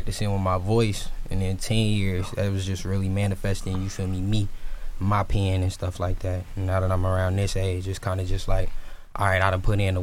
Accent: Richmond, California, United States; I'm from Richmond, California. I'm from the Bay

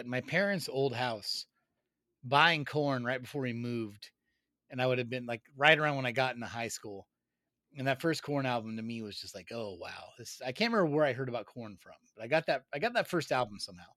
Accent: Rocklin / Newcastle / Roseville area, California, United States; also born or lived in Sacramento; When you're growing up in Rockland or Newcastle or Roseville

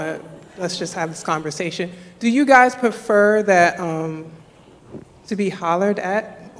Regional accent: New York, United States; now in Washington, D.C., United States; I'm a New Yorker

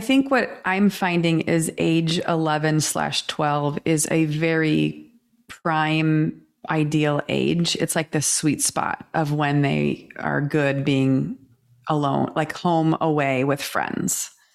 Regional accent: Kansas, United States; growing up in Kansas

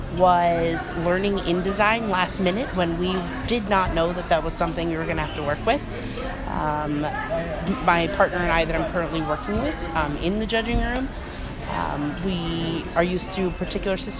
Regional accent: Orlando, Florida, United States; I'm from Orlando, Florida, from Oviedo High School alumni

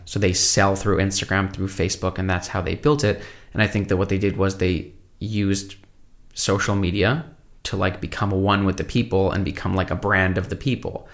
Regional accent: Brooklyn, New York, United States; I grew up in Brooklyn

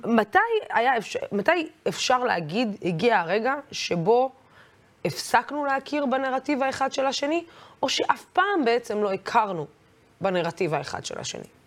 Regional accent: Israel; תמיד הגדרתי את עצמי כערבייה ישראלית

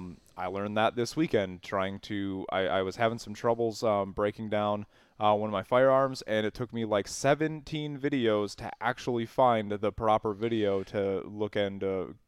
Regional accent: Wisconsin, United States; We are from Wisconsin.

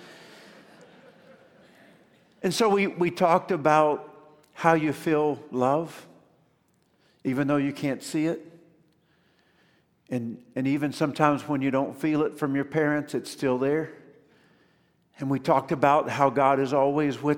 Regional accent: Columbia, Kentucky, United States; I was born in Columbia, Kentucky

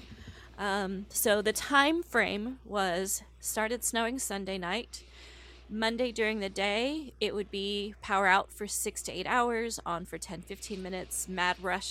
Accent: Corpus Christi, Texas, United States; I grew up around Corpus Christi, Texas, the Gulf of Mexico

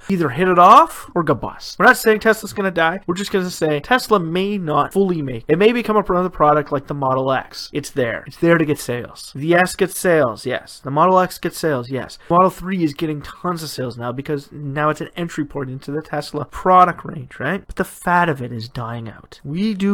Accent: Canada; my home country of Canada

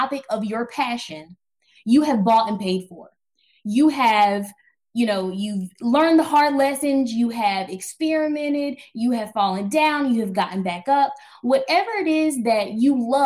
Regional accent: New Bern, North Carolina, United States; I grew up in Eastern North Carolina, New Bern, North Carolina, 252.

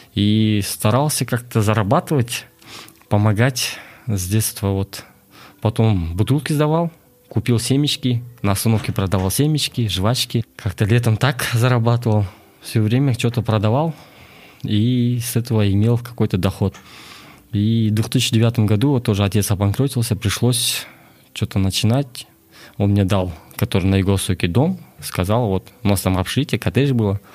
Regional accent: Astana, Kazakhstan; also born or lived in Klyuchi, Shortandy District, Akmola Region; я родом с Шортандыск, с поселка Ключи, а, родился в 91 году, и в 2000 году мы переехали в город

